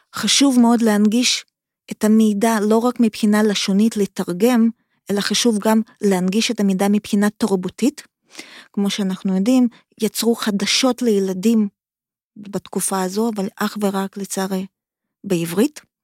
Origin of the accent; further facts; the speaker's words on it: Kharkiv, Kharkiv Oblast, Ukraine; Hebrew is a second language; now in Israel; אני מאוקראינה, אני ילידת עיר חרקיף, חרקוב